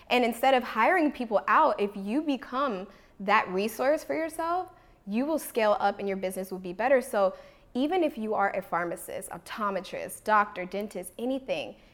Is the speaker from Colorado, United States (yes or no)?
no; Washington, District of Columbia, United States; now in Los Angeles, United States; I came {S1} from Washington D.C. area, um, and I moved here with no family uh, to Los Angeles.